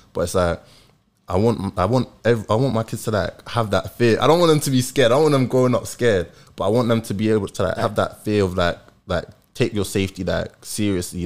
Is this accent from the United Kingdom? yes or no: yes; London, United Kingdom; I grew up in Tottenham